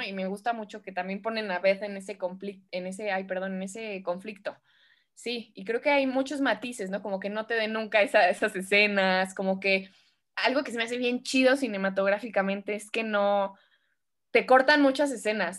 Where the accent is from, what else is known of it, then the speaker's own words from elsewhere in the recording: Mexico; yo soy mexicana